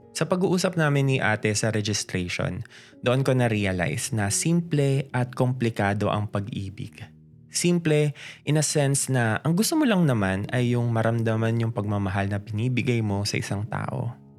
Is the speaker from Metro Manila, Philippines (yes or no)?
yes; Caloocan, Metro Manila, Philippines; taga North Caloocan ako na konting lakad na lang, Bulacan